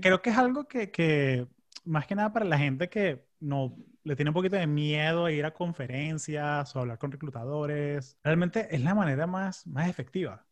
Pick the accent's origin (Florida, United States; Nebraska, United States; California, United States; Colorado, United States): Florida, United States; Orlando; yo crecí en Orlando